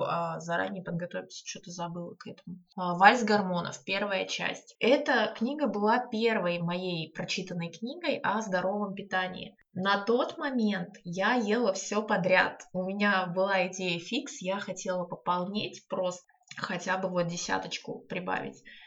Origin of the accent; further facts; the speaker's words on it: Saint Petersburg, Russia; я из Санкт-Петербурга